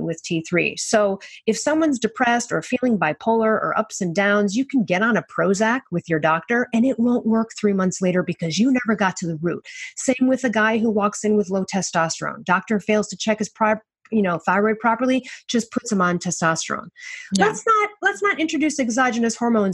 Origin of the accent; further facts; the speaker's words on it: Chicago, Illinois, United States; I'm from Chicago